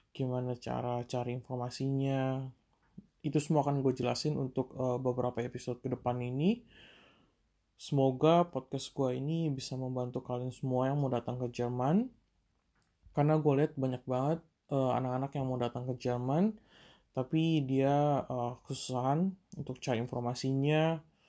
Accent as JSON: {"language": "Indonesian", "country": "Indonesia", "moved": "yes", "lives_now": "Germany", "said": "sebagai anak perantauan. Yang jauh dari Indonesia"}